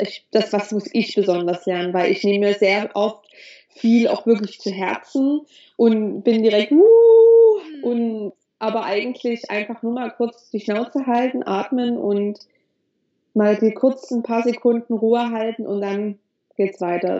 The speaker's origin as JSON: {"language": "German", "country": "Germany", "tie": "born or raised there", "moved": "as an adult", "lives_now": "Dahab, Egypt", "said": "ich bin in Deutschland geboren. Ich habe das Glück, in Deutschland geboren zu sein."}